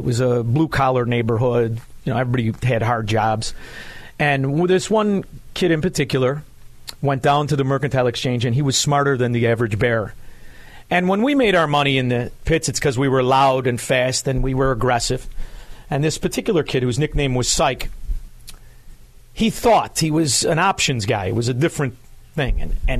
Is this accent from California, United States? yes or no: no; Melrose Park, Illinois, United States; everybody now knows that I'm from Melrose Park. Melrose Park, when I grew up there, was the best neighborhood in the world